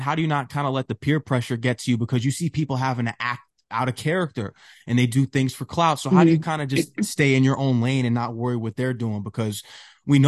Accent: Connecticut, United States; I come from Connecticut

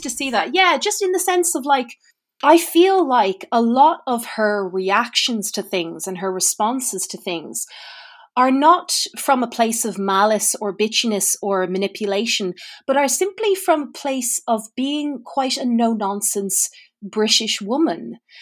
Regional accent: Ireland; As an Irish person

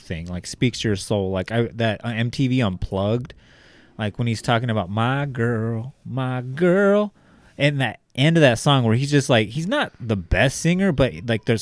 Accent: Bakersfield, California, United States; we're both from East Bakersfield. The street that your mom lives on now, that you know you lived at for a while, I grew up on the street just below

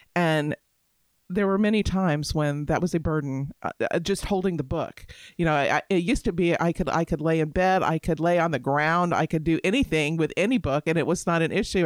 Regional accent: Tampa, Florida, United States; now in Alabama, United States; I grew up in Florida

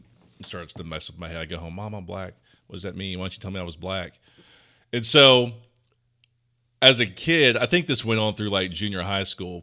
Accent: Ohio, United States; also born or lived in Memphis, Tennessee; I grew up in Ohio, but I also like to say I'm also from Memphis. Because my parents are from Tennessee

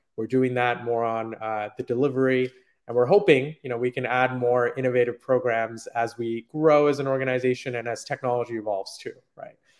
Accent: Silicon Valley, Bay Area, California, United States; I grew up in Silicon Valley in the Bay Area

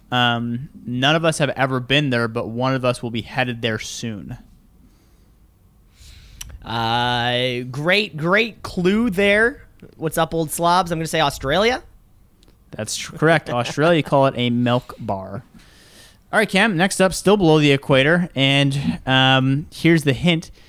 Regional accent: Michigan, United States; accent: Michigan; Incorrect. It's actually Michigan. So next time you're in Michigan and you need to say

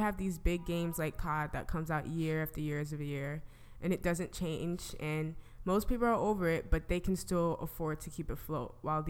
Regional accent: New York City, New York, United States; I'm from Brooklyn.

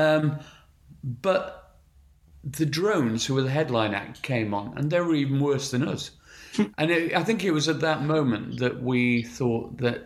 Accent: Sheffield, Yorkshire and the Humber, United Kingdom; moved away as an adult; I'm from Sheffield and grew up in Sheffield till I was 21 years old.

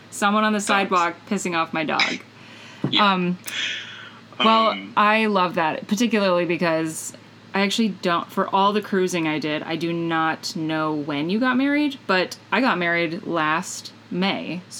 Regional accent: Midwest, United States; I'm from the Midwest

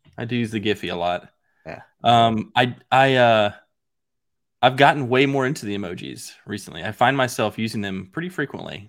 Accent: outside of St. Louis, Missouri, United States; growing up outside of St. Louis

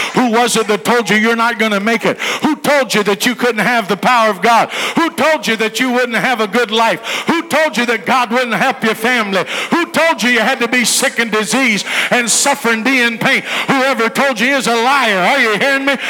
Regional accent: West Virginia, United States; I see you're from West Virginia. I said, Yes, sir

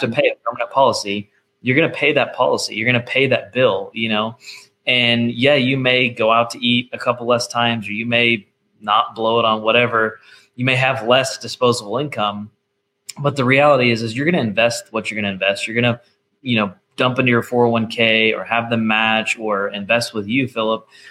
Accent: Nashville, Tennessee, United States; I'm from Nashville

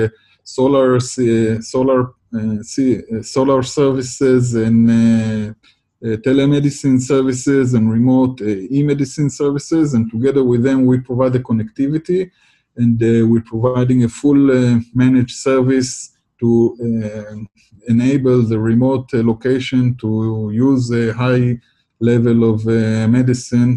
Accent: Israel; I come from Israel

